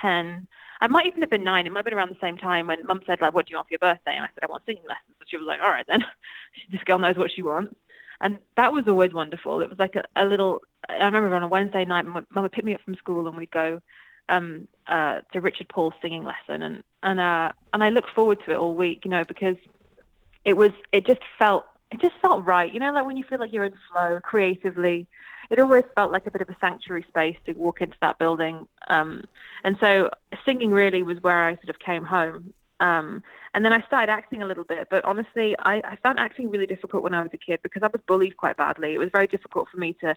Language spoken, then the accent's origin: English; Midlands, United Kingdom; moved away as an adult; also born or lived in London, United Kingdom; now in California, United States; I'm actually from the Midlands in the UK